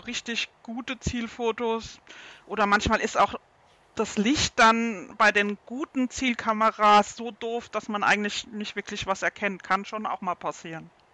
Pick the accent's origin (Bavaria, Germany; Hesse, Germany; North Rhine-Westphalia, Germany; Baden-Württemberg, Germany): Baden-Württemberg, Germany; bei uns in Baden-Württemberg